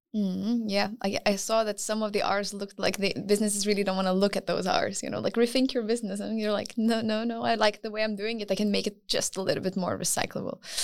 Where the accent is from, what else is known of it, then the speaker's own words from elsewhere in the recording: Lithuania; moved away; also born or lived in United Kingdom; I come from Lithuania originally, but I studied in the U K before